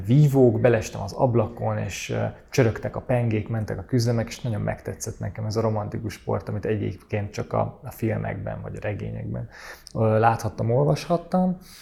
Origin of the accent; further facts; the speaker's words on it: Budapest, Hungary; Én Budapesten, Budán nőttem fel